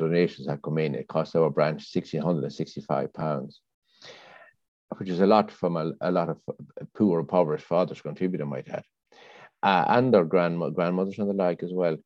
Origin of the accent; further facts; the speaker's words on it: Ireland; now in London, United Kingdom; I grew up in Ireland, you see, in the 60s